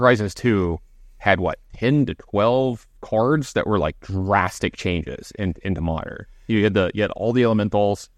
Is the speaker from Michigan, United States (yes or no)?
no; Baton Rouge, Louisiana, United States; my alma mater and, you know, my hometown team